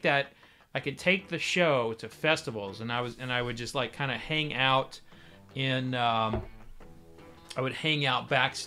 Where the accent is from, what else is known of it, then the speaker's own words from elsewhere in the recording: Oklahoma, United States; I grew up in Oklahoma